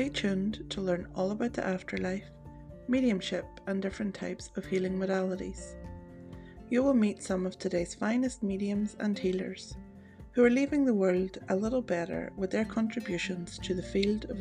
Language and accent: English; Northern Ireland, United Kingdom; my home country, Northern Ireland